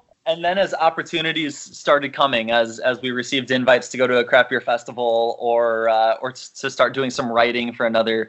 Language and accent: English; Illinois, United States; now in Minnesota, United States; I'm originally from Illinois. Katie's from Minnesota. We live in Minnesota, central Minnesota.